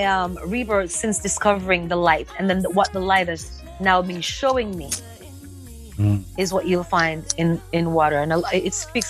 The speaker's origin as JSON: {"language": "English", "country": "Jamaica", "tie": "born or raised there", "said": "growing up in Jamaica"}